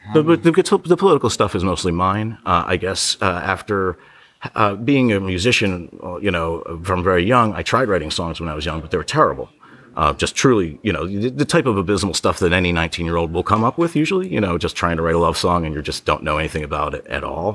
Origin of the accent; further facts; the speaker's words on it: Ocean City, New Jersey, United States; my hometown where I grew up, Ocean City, New Jersey